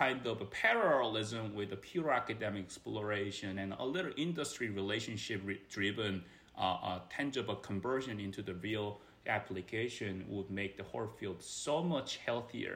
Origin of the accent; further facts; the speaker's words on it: South Korea; moved away as an adult; now in United States; I am from Korea, which is Asian culture, very competitive. My compatriots are very similarly tough folks in that sense. So I grown up in and educated in my early part of my part there